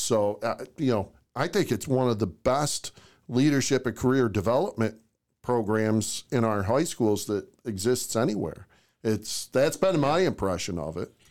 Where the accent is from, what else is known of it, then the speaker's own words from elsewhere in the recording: Oswego, New York, United States; moved away as an adult; also born or lived in Jefferson County, New York; I grew up in Oswego, New York